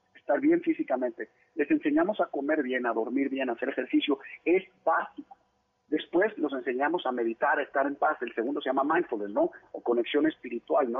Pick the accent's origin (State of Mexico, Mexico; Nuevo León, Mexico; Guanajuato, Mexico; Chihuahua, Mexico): Nuevo León, Mexico; Monterrey; also born or lived in Mexico City; yo nací en Ciudad de México, me fui a vivir a Monterrey muy chiquito